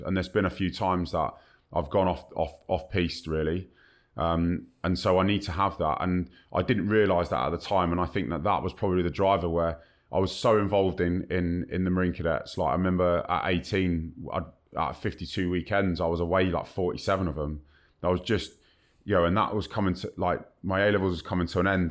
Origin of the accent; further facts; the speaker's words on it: Kingston upon Thames, London, United Kingdom; I was born and bred in Kingston upon Thames, Southwest London.